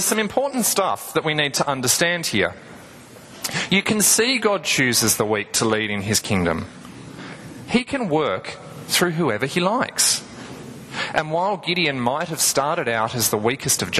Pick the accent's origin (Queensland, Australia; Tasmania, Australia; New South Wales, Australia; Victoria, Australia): Tasmania, Australia; I'm from Tasmania